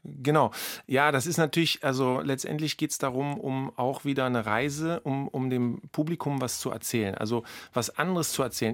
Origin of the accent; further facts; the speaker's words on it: Berlin, Germany; als Berliner